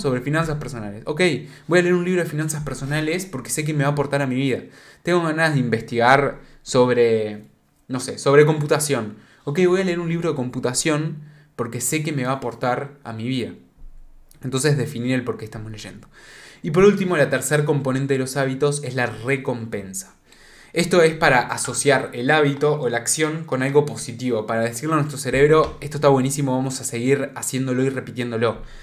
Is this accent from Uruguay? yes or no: yes; Uruguay; No soy de España, por las dudas soy de Uruguay